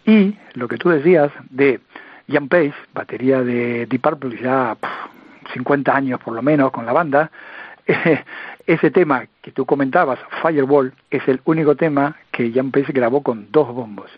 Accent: Luján, Buenos Aires Province, Argentina; mi pueblo, en la ciudad de Luján, en la provincia de Buenos Aires

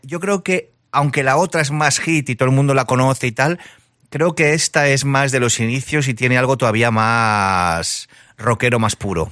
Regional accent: Barcelona, Catalonia, Spain; also born or lived in Seville; yo me crié en Barcelona, pero mi familia es andaluz

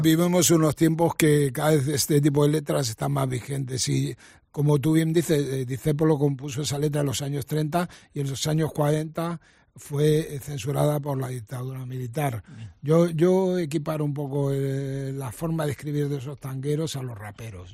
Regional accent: Argentina; moved away; also born or lived in Mendoza; Todas las vivencias que tuve en mi infancia en la Argentina

